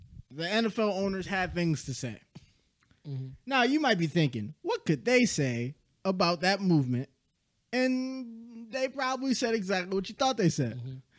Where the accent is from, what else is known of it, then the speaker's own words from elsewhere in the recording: Buffalo, New York, United States; We're from Buffalo